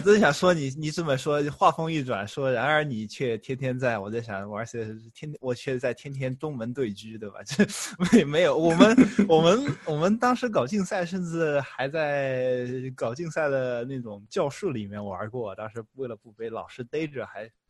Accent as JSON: {"language": "Chinese", "town": "Chengdu", "region": "Sichuan", "country": "China", "tie": "born or raised there", "also_born_or_lived": "Shanghai, China", "moved": "as an adult", "lives_now": "United States", "said": "我高中，呃，是在成都期中，我也是成都人"}